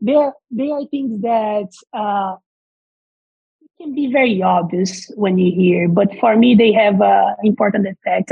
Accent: Brazil; English is a second language; moved away as an adult; as you probably can hear from the accents, I'm not from here. I'm originally from Brazil

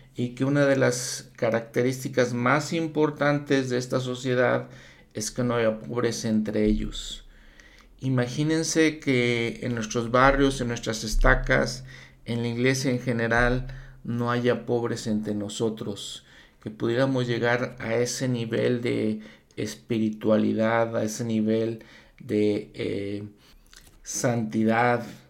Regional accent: Mexico; yo siendo mexicano

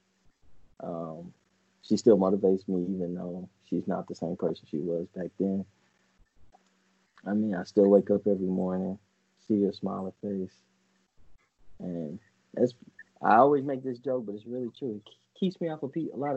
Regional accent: United States; me and Jay growing up in Highland Hills with my grandma and my mom

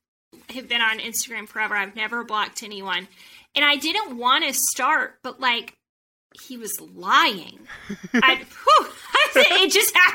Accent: Atlanta, Georgia, United States; moved away as an adult; also born or lived in Boston; And I'm from Atlanta, so it was a bit of a culture shock

